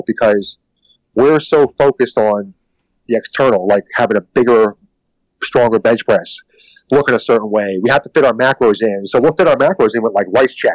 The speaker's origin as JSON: {"language": "English", "town": "Philadelphia", "region": "Pennsylvania", "country": "United States", "said": "I'm from East Coast. I'm Philadelphia."}